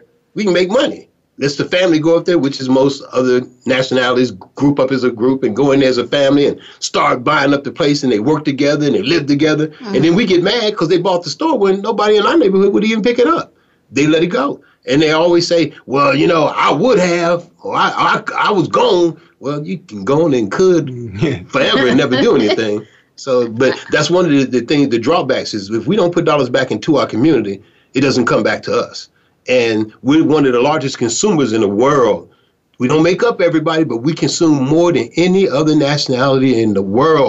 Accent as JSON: {"language": "English", "town": "Chicago", "region": "Illinois", "country": "United States", "tie": "born or raised there", "said": "growing up in Chicago"}